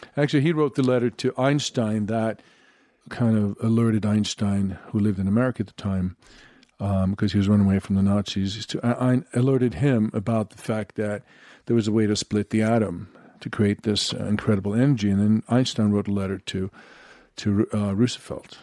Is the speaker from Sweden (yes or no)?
yes; Sweden; I'm from Sweden